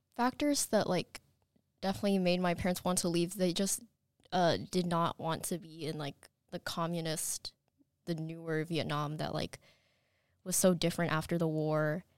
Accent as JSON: {"language": "English", "town": "Madison", "region": "Alabama", "country": "United States", "tie": "born or raised there", "also_born_or_lived": "Chattanooga, Tennessee", "said": "I was born in Chattanooga, Tennessee, and then when I was four, we moved to Madison, and so I've been in the school system my entire life"}